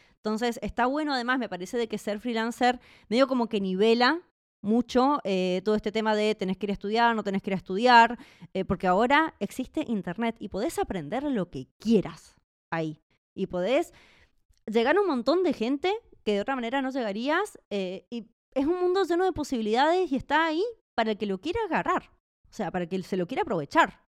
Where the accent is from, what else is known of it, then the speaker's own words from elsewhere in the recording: Mendoza, Argentina; moved away as an adult; also born or lived in Buenos Aires; now in Czech Republic; Yo en realidad nací en Buenos Aires y después me mudé a Mendoza